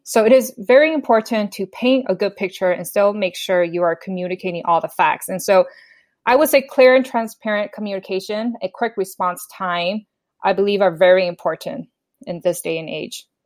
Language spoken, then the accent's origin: English; Minnesota, United States; moved away as an adult; also born or lived in Bay Area, California; now in San Jose, United States; I was born and raised in Minnesota, so after I got my bachelor's degree, I moved to the Bay Area